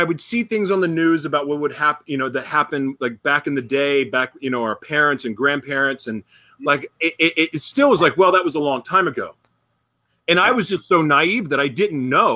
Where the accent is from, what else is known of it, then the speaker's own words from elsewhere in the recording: Oklahoma, United States; growing up in Oklahoma